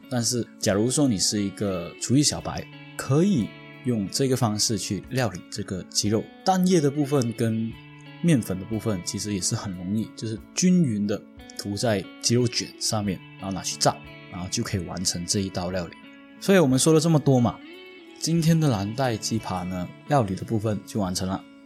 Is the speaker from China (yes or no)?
no; Penang, Malaysia; 我小时候在槟城的，嗯，One Stop 附近有吃过一间餐厅